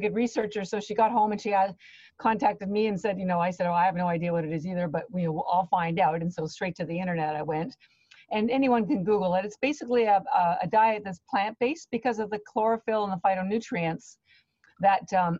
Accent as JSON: {"language": "English", "country": "Canada", "moved": "yes", "lives_now": "Boston, United States", "said": "I live in Boston, Massachusetts, but I am Canadian, and my family's still on Canada"}